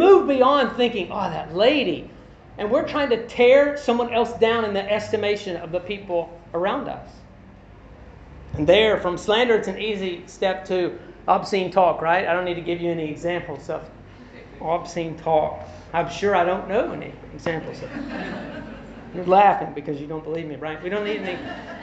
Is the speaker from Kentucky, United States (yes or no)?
yes; Kentucky, United States; I'm a white guy. I'm from Kentucky in the U.S.